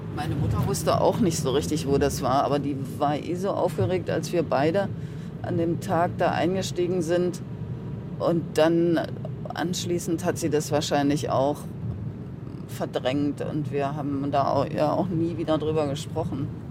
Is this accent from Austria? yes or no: no; Halle, Saxony-Anhalt, Germany; moved away; Ich wollte jetzt nach Halle zurück, weil das war ja meine Heimatstadt